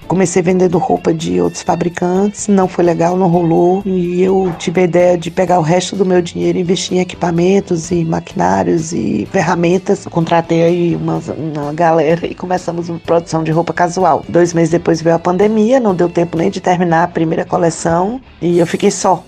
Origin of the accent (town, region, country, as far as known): Petrolina, Pernambuco, Brazil; born or raised there; moved away